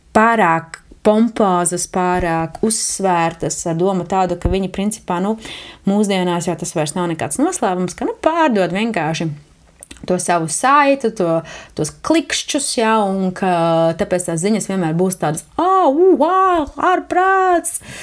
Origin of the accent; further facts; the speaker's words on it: Jēkabpils, Latvia; moved away; manu dzimto pilsētu, Jākapili